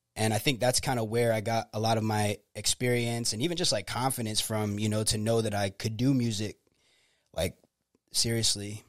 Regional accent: Clearwater, Florida, United States; I was born in Clearwater, Florida

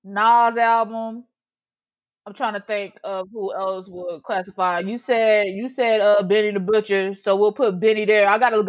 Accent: Georgia, United States; I'm from Georgia

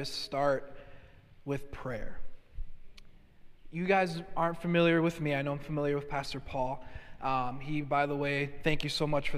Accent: Hartford, Connecticut, United States; being born and raised in Hartford, Connecticut

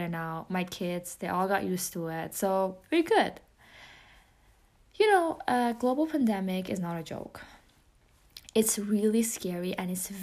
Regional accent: Iran; accent: Persian; English is a second language; moved away; including my Persian accent. I mean, English is my second language

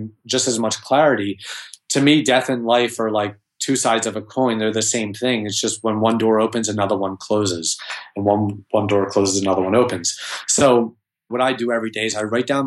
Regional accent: Philadelphia, Pennsylvania, United States; I'm from Philadelphia

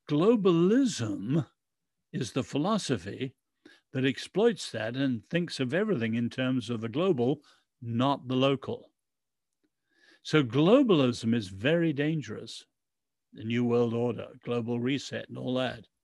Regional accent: Ireland; We are patriots. I'm an Irish and English patriot, but we got to love our countries

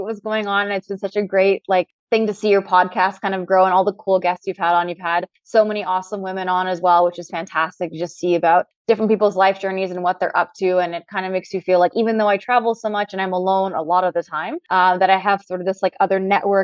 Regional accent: Canada; also born or lived in Trinidad; I'm Trinidadian and I was born in Trinidad and raised in Canada.

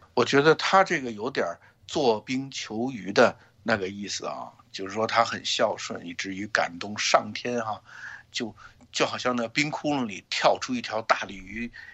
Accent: Beijing, China; now in San Francisco Bay Area, United States; 我们北京人

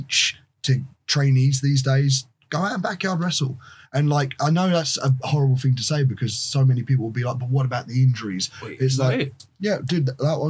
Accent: United Kingdom; I'm the best wrestler that British wrestling has ever produced.

